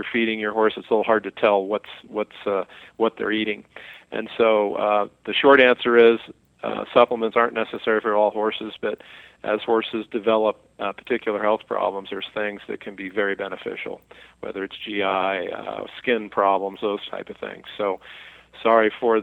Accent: Montana, United States; I'm from Montana, and we grow beautiful alfalfa and grass hay

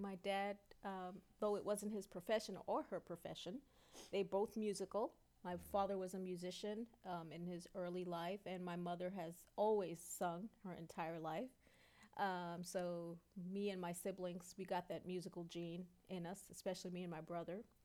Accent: New York City, New York, United States; also born or lived in Brooklyn; I grew up uh, in Queens, although I was born in Brooklyn, and you know we went back and forth, Brooklyn and Queens

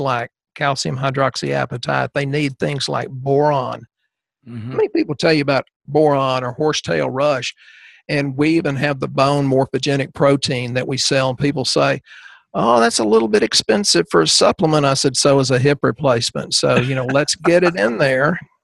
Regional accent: East Texas, United States; we're from the South. You know, we get a little of the Cajun in there.

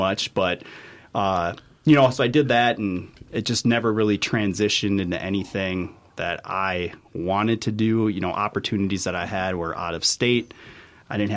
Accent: Brooklyn Park, Minnesota, United States; also born or lived in Menomonie, Wisconsin; I was born and raised in Brooklyn Park

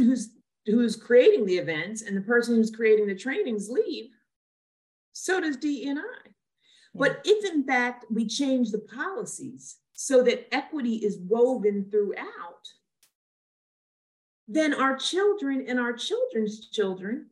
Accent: Trenton, New Jersey, United States; also born or lived in Lumberton, New Jersey; I grew up in Trenton, which is a low-income area

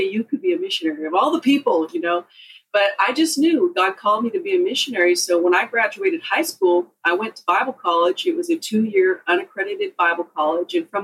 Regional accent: Pacific Northwest, United States; also born or lived in Southern California; I was born in Southern California and then raised in the Pacific Northwest

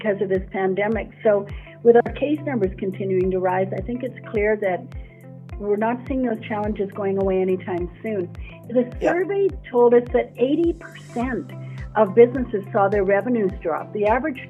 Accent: Edmonton, Alberta, Canada; a local girl, born and raised in Edmonton

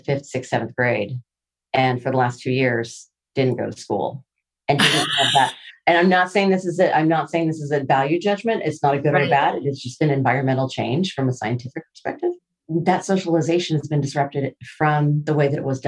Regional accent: Seattle, Washington, United States; I'm from Seattle

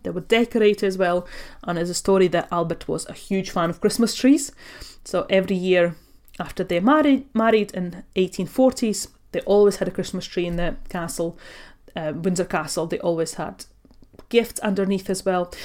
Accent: Latvia; now in United Kingdom; I was born and raised in Latvia. I come from a Russian family.

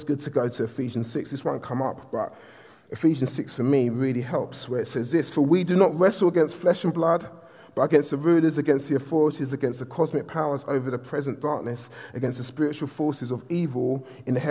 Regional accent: London, United Kingdom; I'm from Southeast London.

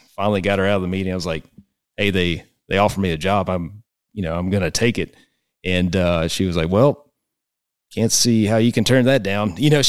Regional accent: Mississippi, United States; Because I grew up obviously in Mississippi and SEC country, but I knew about Coach Huggins.

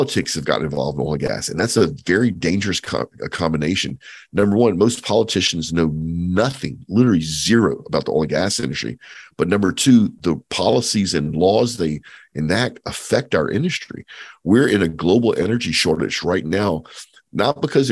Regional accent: Cajun, Louisiana, United States; I'm Cajun, so I'm Acadian descent.

